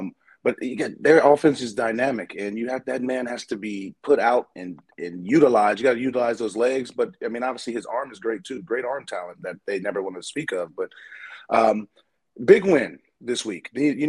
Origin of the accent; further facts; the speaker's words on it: San Diego, California, United States; moved away as an adult; also born or lived in Baltimore; born and raised in San Diego, California. I love the warm weather. But my heart, a lot of my heart is still in Baltimore. As everyone knows, my extended family is there.